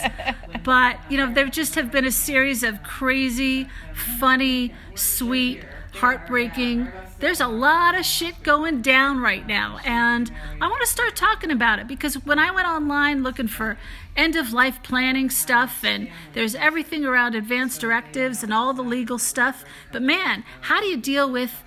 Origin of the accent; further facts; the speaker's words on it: United States; also born or lived in Philadelphia, Pennsylvania / New York; now in Albuquerque, United States; I'm originally from Philly and New York, so I talk a mile a minute